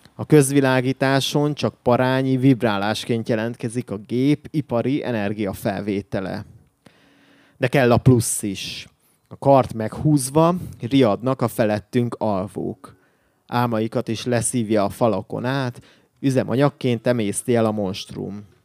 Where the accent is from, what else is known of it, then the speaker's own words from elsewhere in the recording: Miskolc, Borsod-Abaúj-Zemplén, Hungary; moved away as an adult; now in Budapest, Hungary; Én Miskolcról származom